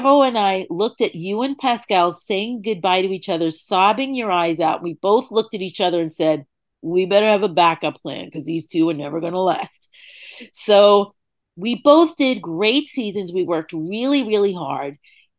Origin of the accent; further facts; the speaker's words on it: New York City, New York, United States; I grew up in New York City, you know, riding the subways in the late 70s, early 80s